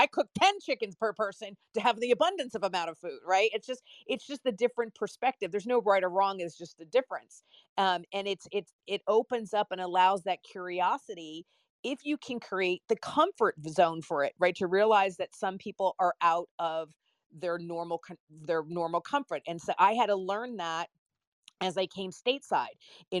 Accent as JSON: {"language": "English", "country": "Italy", "tie": "born or raised there", "said": "In Italy."}